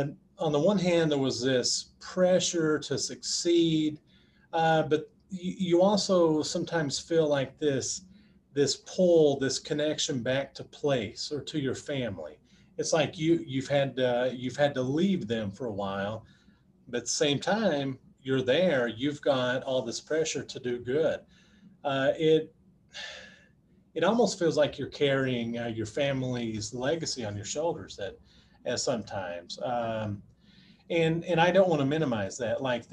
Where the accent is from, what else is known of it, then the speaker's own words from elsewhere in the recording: Appalachia, United States; accent: Appalachian; other folks from Appalachia that went there. But once I started to expand those horizons, it was, my accent was pointed out to me quite a bit.